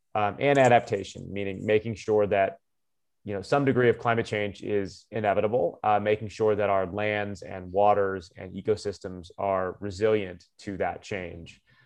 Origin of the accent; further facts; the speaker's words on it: Tucson, Arizona, United States; moved away as an adult; also born or lived in Georgia; now in Colorado, United States; my hometown school